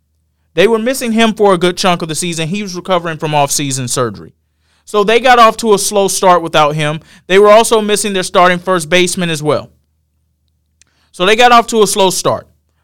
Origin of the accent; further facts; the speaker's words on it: Georgia, United States; I am from Georgia.